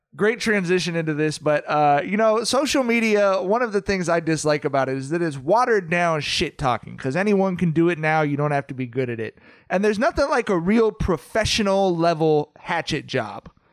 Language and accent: English; Southern California, United States; We're from Southern California